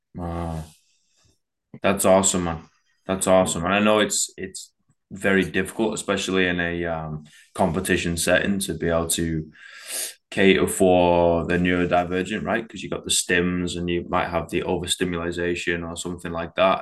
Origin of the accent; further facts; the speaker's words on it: United Kingdom; we're British